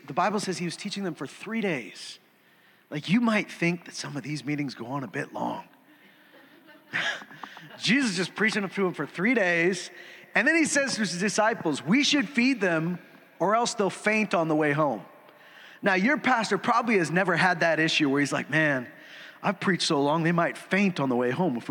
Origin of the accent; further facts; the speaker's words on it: Saskatchewan, Canada; also born or lived in Alberta; I grew up in Saskatchewan. I mean, I was born here. I've lived in Saskatchewan and Alberta